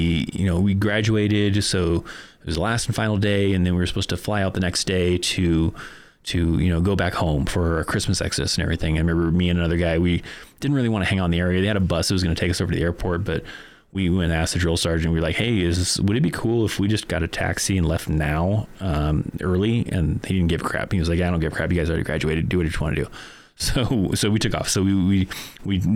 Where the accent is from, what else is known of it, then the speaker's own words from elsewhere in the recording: Bishop, California, United States; moved away as an adult; also born or lived in Korea / Fort Carson, Colorado; my hometown of Bishop, California